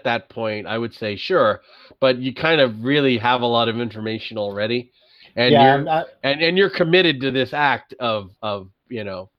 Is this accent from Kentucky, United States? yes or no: no; New York, United States; I'm from New York